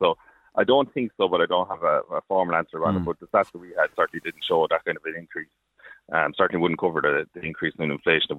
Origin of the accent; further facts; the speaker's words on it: Wolf Hill, Laois, Ireland; now in Killeshin, Ireland; Yeah, so Killeshan is, I moved into it myself in 2018. I'm from Wolf Hill originally